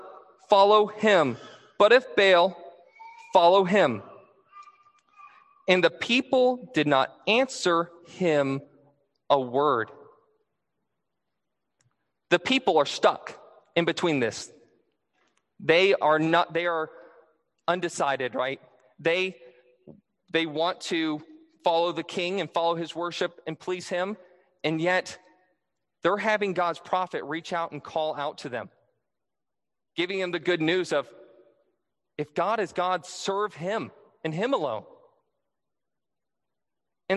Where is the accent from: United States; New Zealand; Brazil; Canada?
United States; Michigan; I'm originally from, well, I was born in Michigan